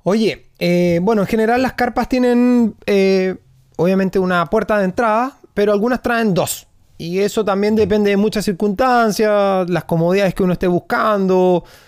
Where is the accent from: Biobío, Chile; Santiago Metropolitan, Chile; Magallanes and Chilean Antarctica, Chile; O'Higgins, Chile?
Magallanes and Chilean Antarctica, Chile; Punta Arenas; yo soy de, como te digo, soy de Punta Arena